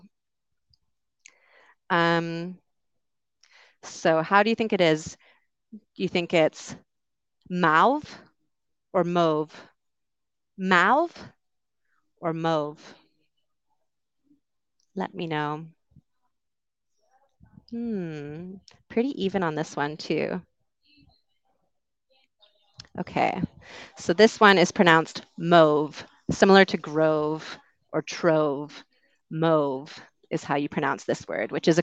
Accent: Canada; accent: Canadian; moved away as an adult; also born or lived in United Kingdom; I grew up in Canada

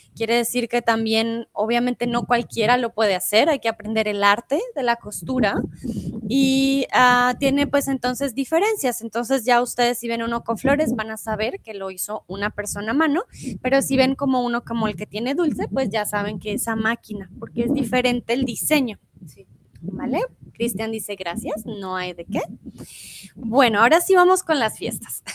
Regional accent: Bogotá, Colombia; also born or lived in Mexico; now in Germany; yo soy de Bogotá, en Colombia

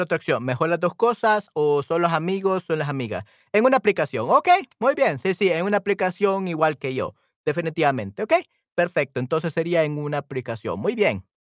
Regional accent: El Salvador; en mi, en mi país, en El Salvador

